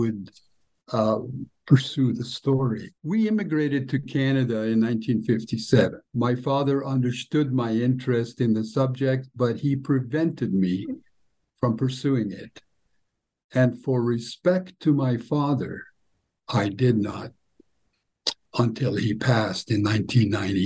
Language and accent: English; Kristiansund, Møre og Romsdal, Norway; I was born in Kristiansund, Norway in 1947, actually, 2 years after World War II